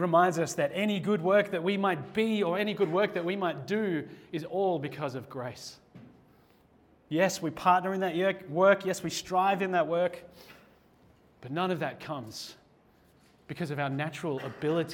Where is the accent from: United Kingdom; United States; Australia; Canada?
Australia; as an Australian